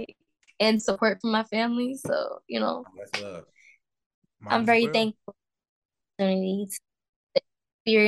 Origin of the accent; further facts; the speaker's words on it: Providence, Rhode Island, United States; moved away; also born or lived in Atlanta / California; I was born in Providence, Rhode Island